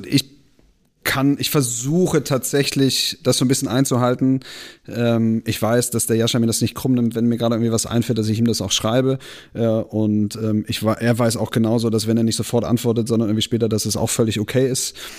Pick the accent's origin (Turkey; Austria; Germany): Germany; Bremen; wir sind halt Bremer